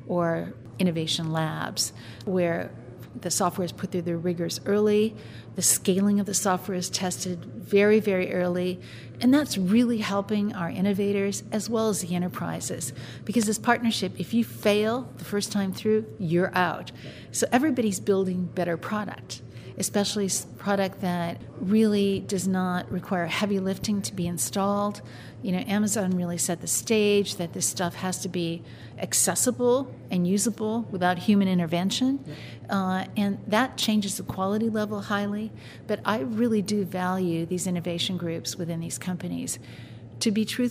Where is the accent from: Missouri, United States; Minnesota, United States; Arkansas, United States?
Minnesota, United States; Minneapolis; I'm from the Minneapolis area, which is not that much different than Omaha, Nebraska